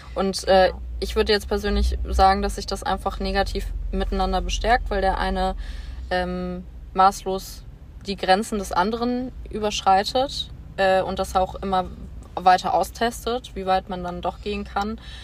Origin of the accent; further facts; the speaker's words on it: Bonn, North Rhine-Westphalia, Germany; moved away; Ich komme ursprünglich aus Bonn